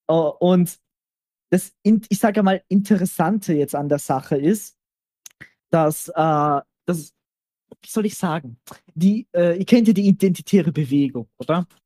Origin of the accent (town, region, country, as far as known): Austria